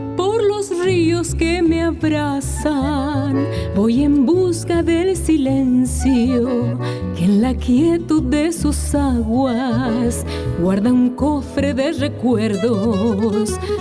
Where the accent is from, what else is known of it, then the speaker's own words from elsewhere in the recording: Chaco, Argentina; Soy chaqueña